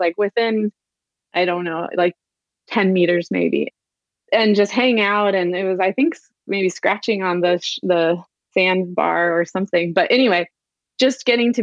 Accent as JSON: {"language": "English", "town": "San Diego", "region": "California", "country": "United States", "tie": "born or raised there", "also_born_or_lived": "Santa Barbara", "said": "I grew up in San Diego, but a little bit more inland"}